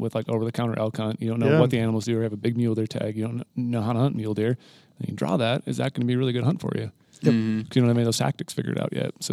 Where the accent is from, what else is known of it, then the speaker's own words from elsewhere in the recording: Montana, United States; also born or lived in Midwest; I grew up in the Midwest and then moved to Montana at an early age